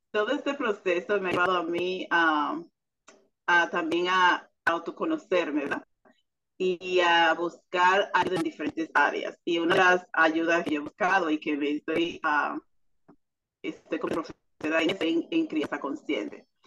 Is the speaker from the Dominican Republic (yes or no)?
yes; Dominican Republic; now in United States; soy dominicana, en Estados Unidos.